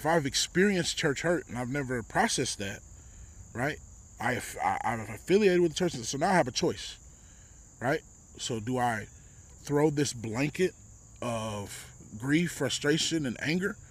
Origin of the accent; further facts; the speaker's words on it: Texas, United States; moved away; That's where I grew up